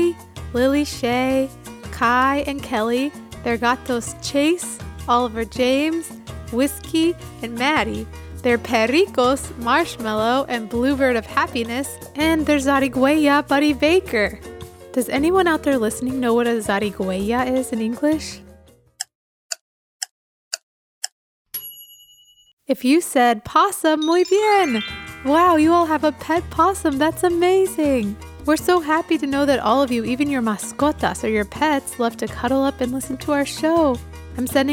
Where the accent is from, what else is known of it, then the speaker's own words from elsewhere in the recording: Quito, Pichincha, Ecuador; moved away; Quito, Ecuador, which is where I grew up as a child.